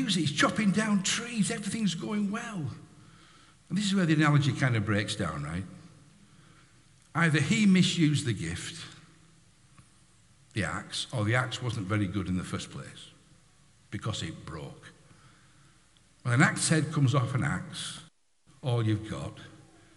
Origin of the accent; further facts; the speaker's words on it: United Kingdom; We're British, most of us. We're British.